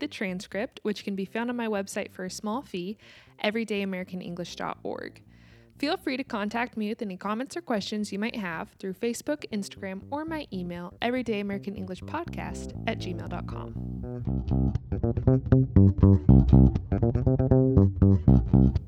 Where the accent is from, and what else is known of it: United States; also born or lived in Kansas